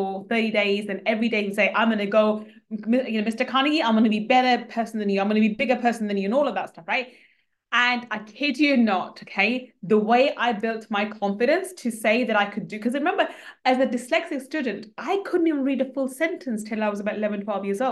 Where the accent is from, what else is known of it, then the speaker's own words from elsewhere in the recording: London, United Kingdom; I grew up in East London, council estate in East London.